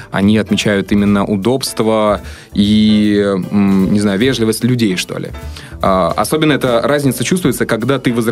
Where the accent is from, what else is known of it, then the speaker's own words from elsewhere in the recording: Vologda, Vologda Oblast, Russia; also born or lived in Moscow / Saint Petersburg; 26 лет, э, из Москвы, можно сказать, э, эм, поехала в Сиэтл, э, жила немножко в Санкт-Петербурге, сама родом из Город Вологда. Город Вологда.